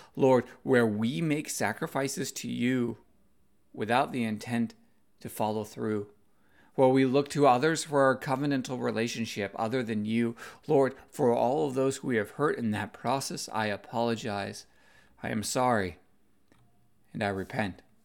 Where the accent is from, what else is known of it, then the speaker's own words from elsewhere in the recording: United States; being Asian American